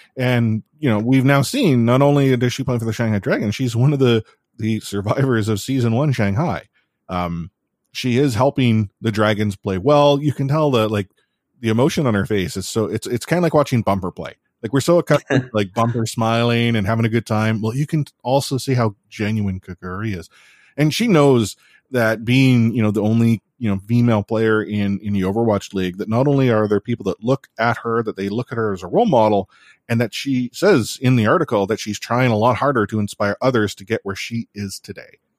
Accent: Canada; I'm Canadian

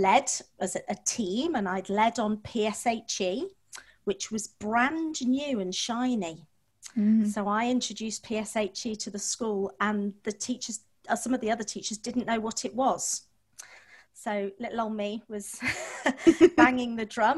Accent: Manchester, North West England, United Kingdom; I was born and brought up in Manchester, went to one of the largest comprehensives in Manchester.

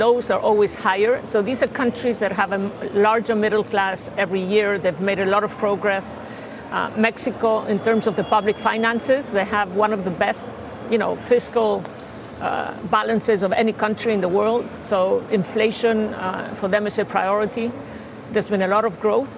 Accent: Santander, Cantabria, Spain; we also sponsor the local football team in Cantabria, Santander, where I'm from.

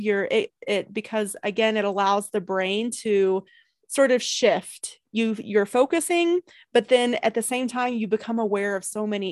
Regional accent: East Coast, United States; now in California, United States; I'm from the East Coast too, even though I live in California now.

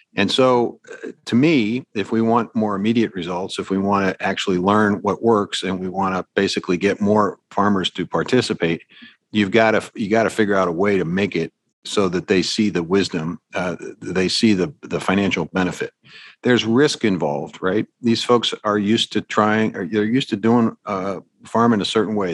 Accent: Pittsburgh, Pennsylvania, United States; I'm from Pittsburgh

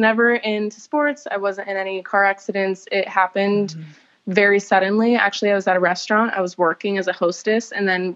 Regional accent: Los Angeles, California, United States; moved away as an adult; now in Bailey, North Carolina, United States; I'm normally from Los Angeles

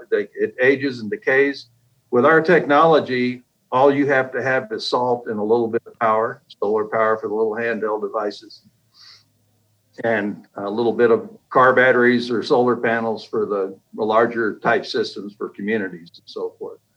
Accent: Kilgore, Texas, United States; also born or lived in Japan / Germany / New Hampshire / Alabama; Well, I was an Air Force brat growing up. I was born in Japan, and then my dad traveled the world. Up, you know, from Germany to New Hampshire to Alabama to Texas to you name it. And I finished high school in uh, in East Texas, Kilgore

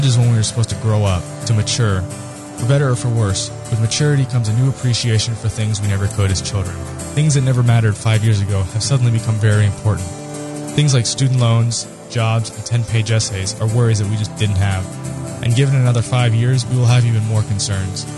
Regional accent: South Florida, United States; moved away; Growing up in South Florida, I never dealt with the cold

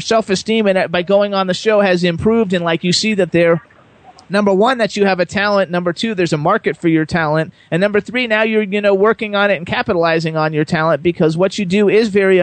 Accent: West Palm Beach, Florida, United States; I grew up in West Palm Beach

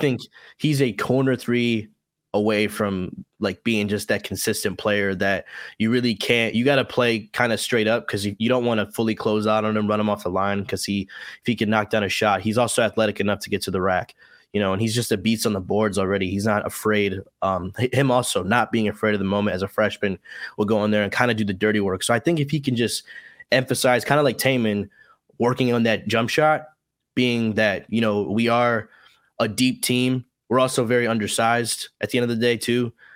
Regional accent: Illinois, United States; moved away as an adult; also born or lived in Iowa; now in Louisiana, United States; I'm originally from Illinois

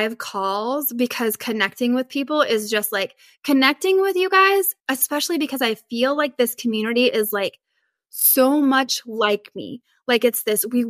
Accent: Northern Idaho, United States; I grew up in Northern Idaho and like we usually had like a ton of snow

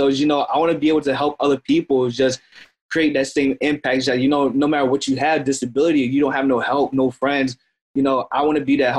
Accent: Florence, United States; also born or lived in St. Joseph, Missouri; You know, I was born in Missouri, St. Joseph, Missouri, moved to Florence, which, you know, technically, quote, is kind of where I'm at, is like the hood a lot.

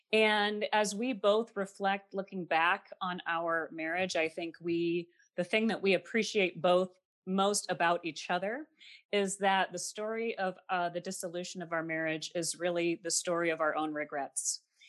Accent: Midwest, United States; I grew up classically in the Midwest. I have two parents. I don't have any brothers or sisters.

